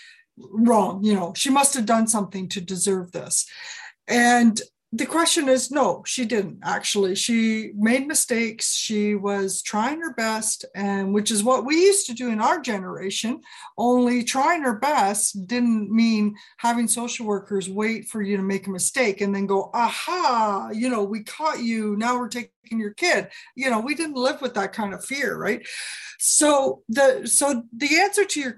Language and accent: English; Ontario, Canada; moved away as an adult; also born or lived in Banff, Alberta; I was born in Ontario, and that's where I grew up, and I got all my education